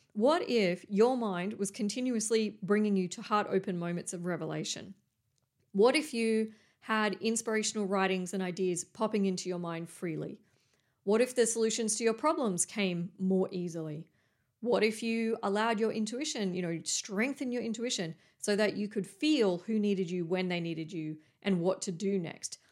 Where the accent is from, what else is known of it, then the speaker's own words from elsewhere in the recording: Coffs Harbour, New South Wales, Australia; moved away; There used to be a John Paul College near where I grew up in Coffs Harbour